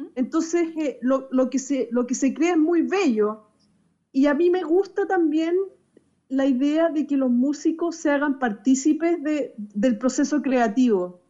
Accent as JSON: {"language": "Spanish", "country": "Chile", "said": "acá en Chile creé lo que se llama el Gran Concierto por la Hermandad, que es un concierto que nació por todo el tema de inmigración que estamos viviendo en mi país"}